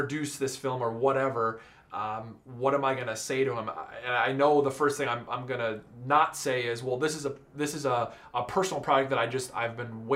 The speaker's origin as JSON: {"language": "English", "region": "Minnesota", "country": "United States", "tie": "born or raised there", "moved": "as an adult", "said": "We're both from Minnesota"}